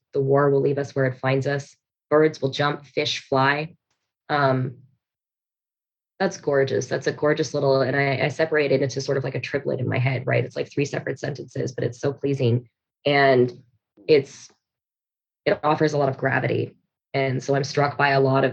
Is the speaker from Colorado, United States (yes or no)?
no; Reno, Nevada, United States; I'm from Reno, Nevada